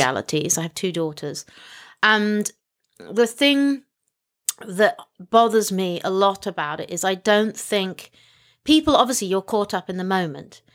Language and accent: English; Hong Kong; moved away; I was born in Hong Kong